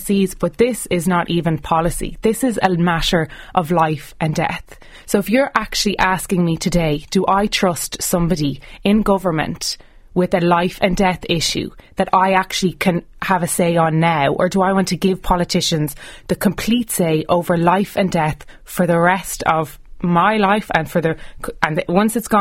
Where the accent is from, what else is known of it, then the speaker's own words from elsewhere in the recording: Ireland; as an Irish person